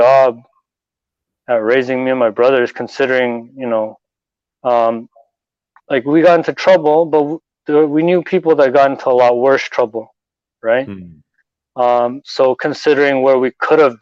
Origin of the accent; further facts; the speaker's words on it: Toronto, Ontario, Canada; I was born and raised here in Toronto.